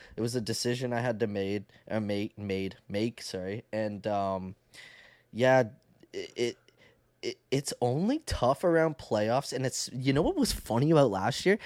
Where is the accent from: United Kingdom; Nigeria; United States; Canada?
Canada; accent: Canadian; I talk like a Canadian